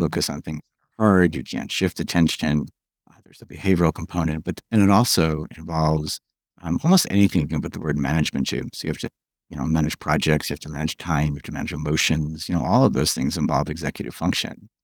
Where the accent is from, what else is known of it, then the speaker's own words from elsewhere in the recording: New York, United States; moved away as an adult; also born or lived in California; I moved back from California to New York after a long time